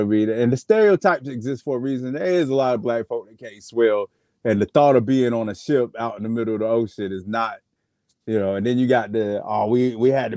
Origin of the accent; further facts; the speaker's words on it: United States; I'm an American